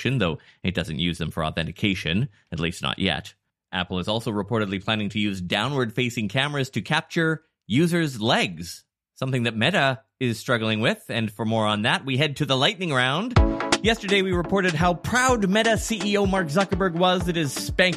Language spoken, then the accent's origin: English; Canada; I'm from Canada